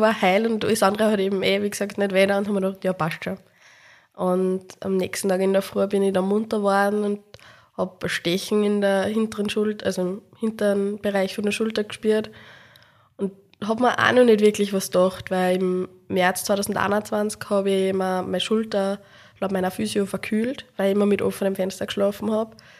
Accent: Upper Austria, Austria; moved away as an adult; also born or lived in Salzburg; now in Vienna, Austria; bin ursprünglich eben aus Oberösterreich

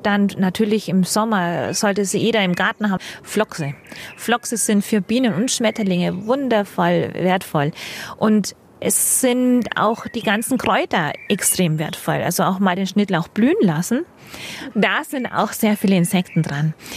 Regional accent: Franconia, Bavaria, Germany; now in Munich, Germany; Bei uns in Frank, wo ich herkomme, mit dem, unserem sandigen Boden gab's keinen Giersch. Und wie ich hierher nach München komme

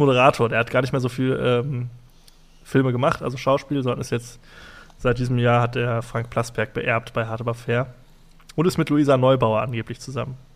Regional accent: Essen, North Rhine-Westphalia, Germany; wir kommen aus Essen und äh, wohnen auch in Essen

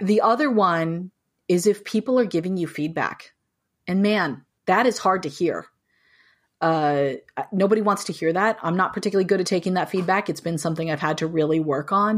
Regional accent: United States; moved away as an adult; also born or lived in New Mexico / California; now in Boston, United States; I grew up in New Mexico and in California

